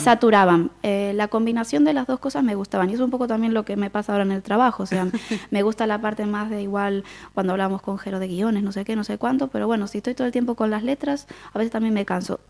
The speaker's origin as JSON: {"language": "Spanish", "town": "Quilmes", "region": "Buenos Aires Province", "country": "Argentina", "tie": "born or raised there", "accent": "porteño", "moved": "as an adult", "lives_now": "Galicia, Spain", "said": "Nací en Buenos Aires, en, Quilmes, en el año 82"}